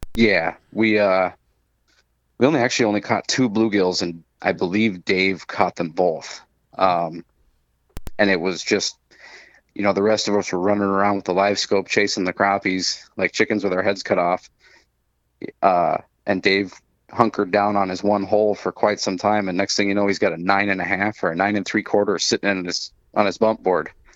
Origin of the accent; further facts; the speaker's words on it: Minnesota, United States; when we moved to Minnesota, when I was six